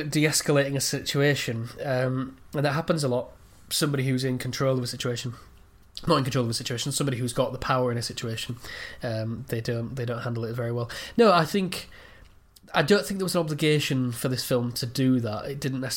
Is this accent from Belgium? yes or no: no; England, United Kingdom; as an Englishman